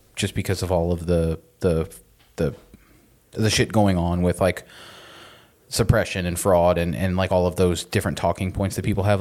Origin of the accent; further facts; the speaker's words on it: Florida, United States; we're also from Florida